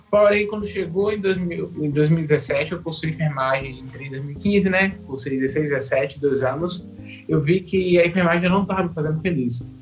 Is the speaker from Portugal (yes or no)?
no; Bahia, Brazil; tenho 26 anos, sou aqui da Bahia. Atualmente eu resido em Feliz Santana